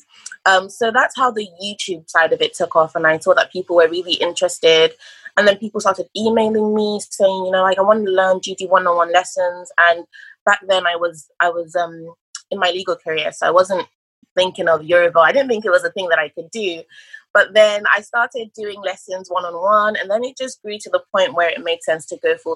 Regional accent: England, United Kingdom; also born or lived in Nigeria; I was actually born in Nigeria. And then I moved to England when I was 6, and I pretty much lived my whole life in England.

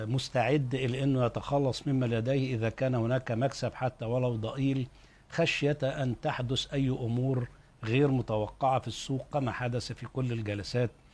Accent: Egypt; عندنا في مصر

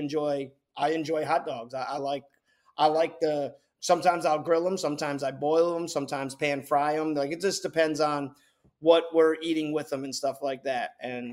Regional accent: New Jersey, United States; now in Raleigh, United States; I'm from New Jersey

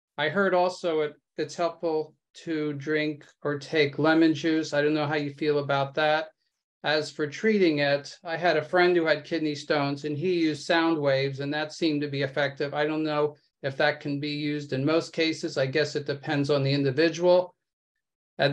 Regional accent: Washington, District of Columbia, United States; I'm from the Washington, D.C. area.

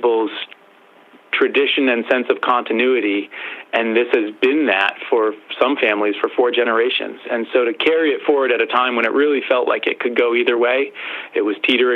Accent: Western Massachusetts, United States; I grew up in Western Massachusetts. I still live in Western Massachusetts

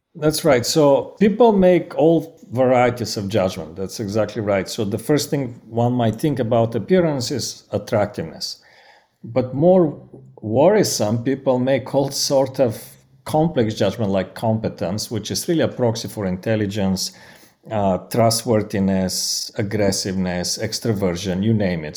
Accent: Bulgaria; accent: Bulgarian; English is a second language; moved away; i'm originally from bulgaria that's my accent

